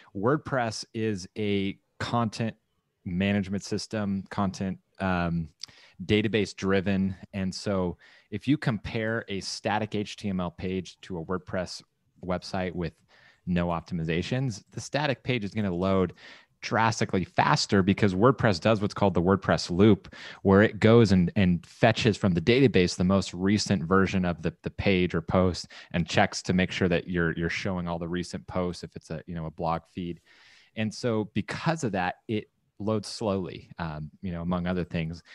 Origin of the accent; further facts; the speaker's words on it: Southern California, United States; moved away as an adult; also born or lived in Texas / San Clemente, California; growing up in Southern California, like, great weather, took it for granted, then moved